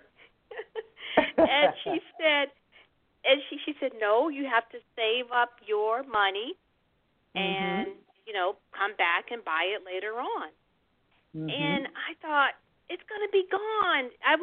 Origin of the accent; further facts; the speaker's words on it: Chicago, Illinois, United States; when I was 9 years old, growing up in Chicago